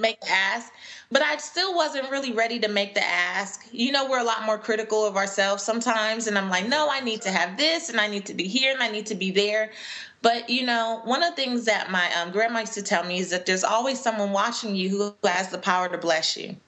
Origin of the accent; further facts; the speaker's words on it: Los Angeles, California, United States; moved away as an adult; now in Atlanta, United States; I grew up in Los Angeles and I moved to Atlanta in 2009